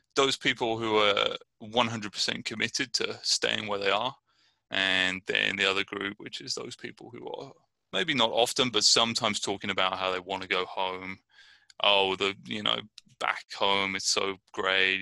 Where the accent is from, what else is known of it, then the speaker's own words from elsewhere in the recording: Brighton, South East England, United Kingdom; now in Richmond, United States; I'm originally from Brighton, England, and I'm living in Richmond, California.